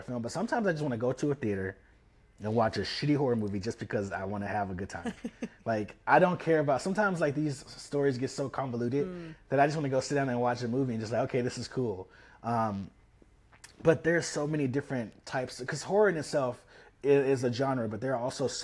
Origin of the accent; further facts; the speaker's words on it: Memphis, Tennessee, United States; also born or lived in Chicago; now in Los Angeles, United States; I'm from Memphis, Tennessee. I grew up in Whitehaven area